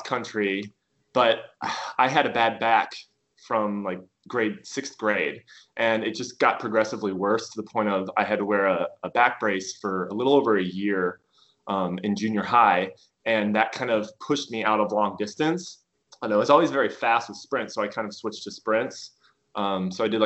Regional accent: Pierce, Nebraska, United States; growing up in Pierce, Nebraska, a small farm community

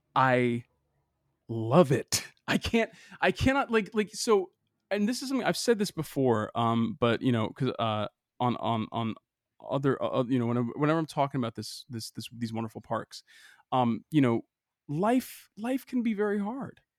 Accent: Boston, Massachusetts, United States; I'm from Boston

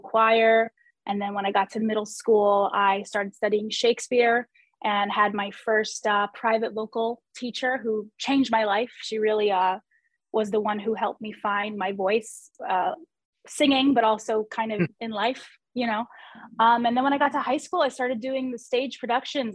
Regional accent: New York, United States; I'm born and raised in New York. I'm still here in New York

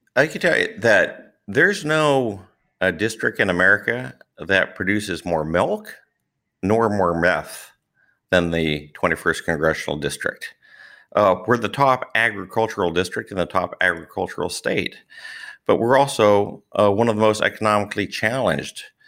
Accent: California, United States; also born or lived in Central Valley, California; I was born in California, but we moved to the Central Valley some twenty years ago

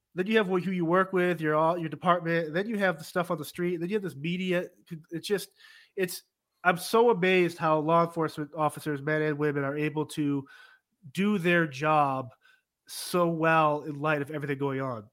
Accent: Massachusetts, United States; I'm born and raised in Massachusetts

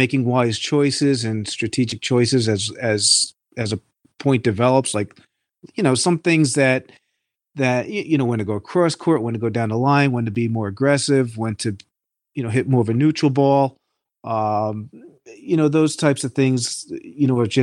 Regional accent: Hudson Valley, New York, United States; I'm from the Hudson Valley, New York region

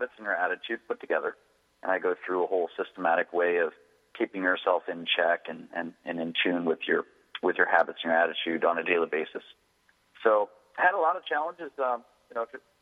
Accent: Washington, District of Columbia, United States; now in San Diego, United States; I'm originally from Washington D.C. area. I live in San Diego now

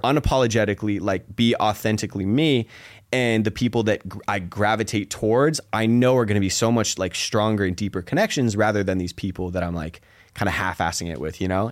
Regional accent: Seattle, Washington, United States; moved away as an adult; I grew up in Seattle

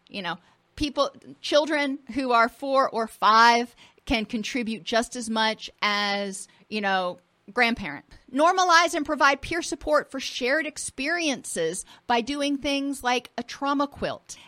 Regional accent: Florida, United States; I grew up in Florida and I grew up on the water

